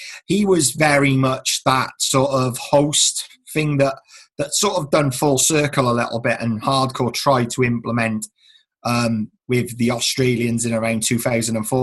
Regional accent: Newport, United Kingdom; I had probably my own growing up in Newport as well

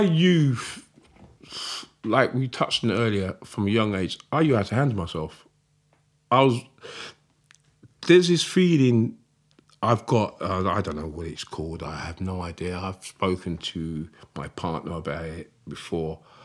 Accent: Croydon, London, United Kingdom; I'm proud that I'm from South London. I'm proud that I'm f, South London, Fort Heath, Croydon.

